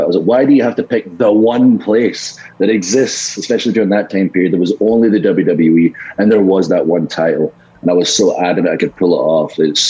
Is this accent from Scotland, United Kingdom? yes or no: yes; Scotland, United Kingdom; accent: Scottish; Americans are telling me they're Scottish when they hear my accent. I'm Scottish.